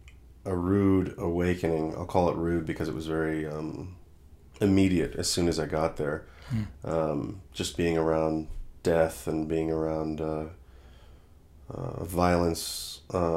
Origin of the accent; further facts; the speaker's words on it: Portland, Oregon, United States; moved away; I was from Portland, Oregon originally